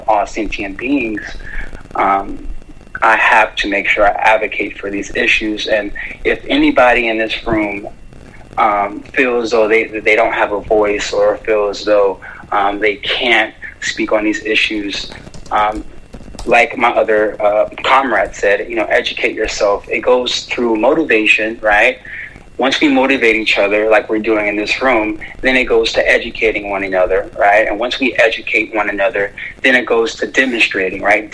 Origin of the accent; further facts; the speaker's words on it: San Jose, California, United States; I grew up in San Jose, California, a really, really huge AAPI community.